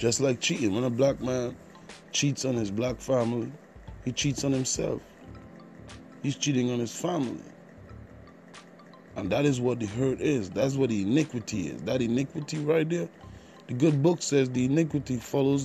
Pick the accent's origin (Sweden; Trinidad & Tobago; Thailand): Trinidad & Tobago; also born or lived in Jamaica; I'm from the Caribbean. I was born in Trinidad and Tobago, grew up, spent some time in Jamaica by my other family members, so I do have an accent